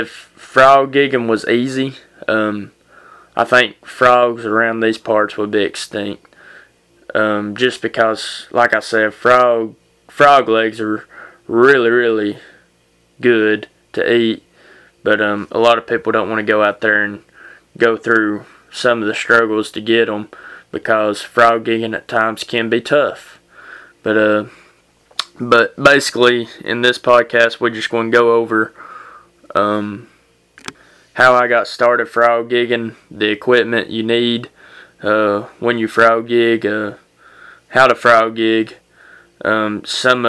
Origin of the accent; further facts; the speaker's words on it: United States